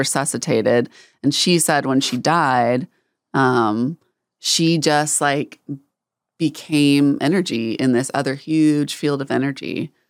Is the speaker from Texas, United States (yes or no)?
yes; North Texas, United States; growing up in North Texas, there's, um, I'm really close to the border of Oklahoma